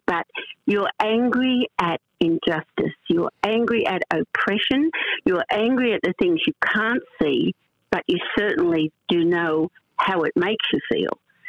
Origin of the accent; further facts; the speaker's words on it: Australia; it wasn't probably until I was at 35 that I even saw myself as an Australian, like part of Australia's society